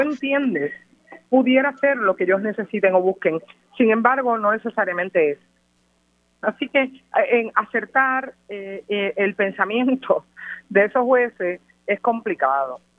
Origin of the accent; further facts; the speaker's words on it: Mayagüez, Puerto Rico; Nosotros somos todos de Mayagüez